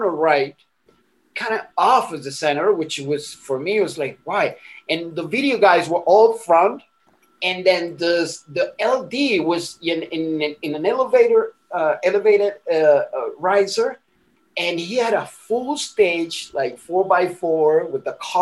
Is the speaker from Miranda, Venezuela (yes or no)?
yes; Miranda, Venezuela; moved away; also born or lived in Caracas, Venezuela; I was born in Caracas, you know, in the city in Venezuela